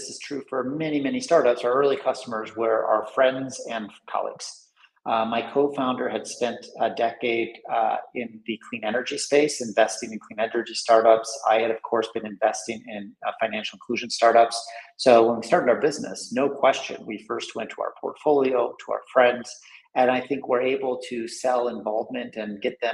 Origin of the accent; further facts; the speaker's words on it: United States; moved away; I'm originally American